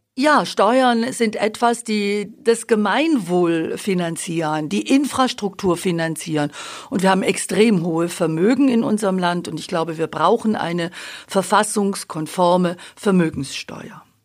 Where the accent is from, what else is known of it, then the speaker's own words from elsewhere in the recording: Babenhausen, Bavaria, Germany; moved away as an adult; also born or lived in Augsburg / Munich / Dortmund; ich bin leidenschaftliche Schwäbin seit 97, 98 in Augsburg, aufgewachsen in Babenhausen